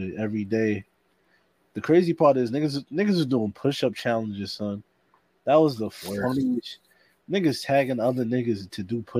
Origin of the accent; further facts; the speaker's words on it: Long Island, New York, United States; I'm from Long Island, you know what I'm saying? Like, specific, I'm like, yo, I'm a Long Island nigga